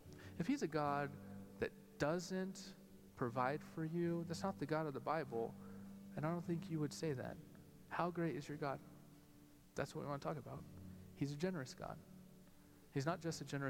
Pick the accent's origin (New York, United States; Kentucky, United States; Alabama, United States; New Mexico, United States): New Mexico, United States; Albuquerque; growing up in Albuquerque, New Mexico